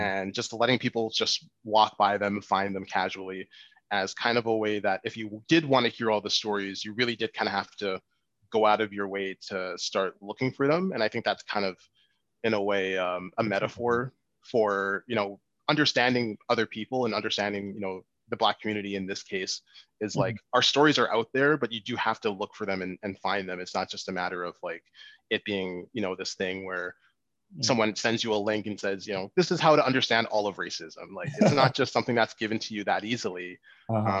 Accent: Winnipeg, Manitoba, Canada; born and raised here in Winnipeg um, to Nigerian uh, parents

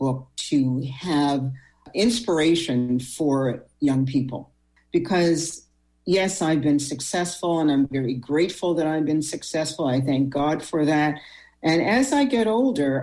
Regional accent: Sydney, Nova Scotia, Canada; now in Halifax, Canada; I was born, as you know, in Cape Breton, Sydney, Whitney Pier.

